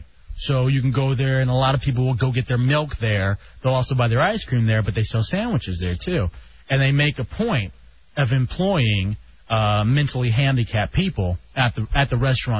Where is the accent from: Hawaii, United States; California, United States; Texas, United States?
Texas, United States; Dallas; moved away; also born or lived in Ann Arbor, Michigan / Lansing, Michigan; They're from Dallas, my hometown.